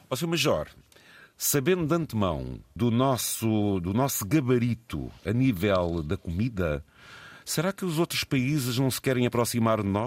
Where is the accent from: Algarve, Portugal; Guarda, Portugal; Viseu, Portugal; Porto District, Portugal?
Guarda, Portugal; Vilar Formoso; Sou natural de Vila Formoso, Distrito da Guarda.